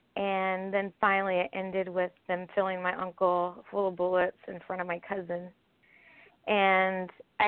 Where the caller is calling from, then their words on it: Kentucky, United States; I'm actually in Kentucky right now.